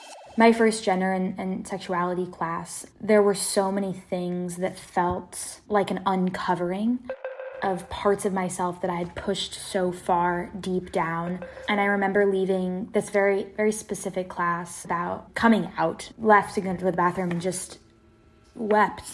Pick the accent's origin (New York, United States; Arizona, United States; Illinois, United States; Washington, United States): Washington, United States; Seattle; also born or lived in East Coast (Wesleyan University); I'm from Seattle, Washington. I was born and raised in South Seattle